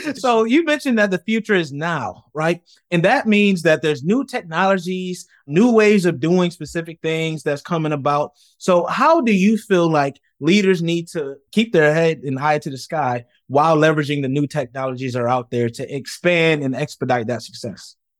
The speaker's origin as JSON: {"language": "English", "town": "Rochester", "region": "New York", "country": "United States", "said": "I'm from Rochester, New York, where Kodak is from"}